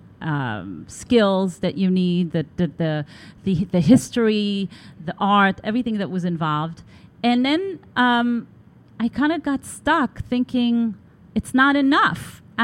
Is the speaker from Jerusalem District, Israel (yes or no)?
no; Tel Aviv, Tel Aviv District, Israel; growing up in Tel Aviv, you're surrounded by Bauhaus